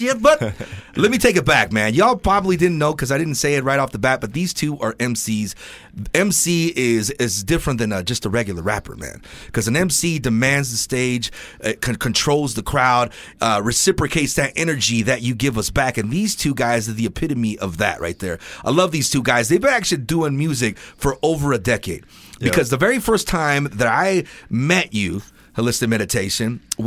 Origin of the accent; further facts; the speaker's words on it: Ventura, California, United States; growing up in Ventura, I've met so many different people from different walks of life.